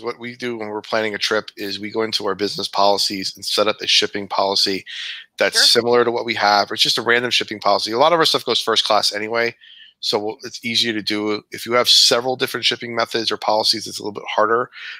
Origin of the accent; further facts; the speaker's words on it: New York, United States; accent: New York; Whenever I go back home to visit my family, it's a New York fest, man. My voice, man.